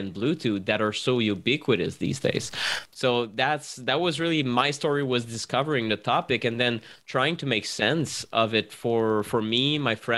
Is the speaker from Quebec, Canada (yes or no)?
yes; Montreal, Quebec, Canada; I'm from Montreal